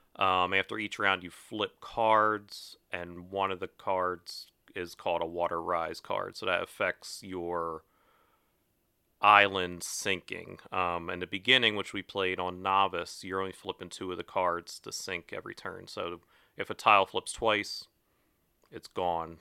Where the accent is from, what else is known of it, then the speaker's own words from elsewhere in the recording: Glen Mills, Pennsylvania, United States; I'm from Glen Mills.